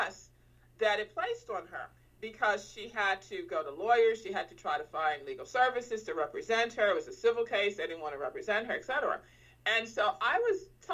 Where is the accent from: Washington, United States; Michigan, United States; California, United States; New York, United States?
New York, United States; New York City; I grew up in the Bronx, at the South Bronx, actually, is where I grew up.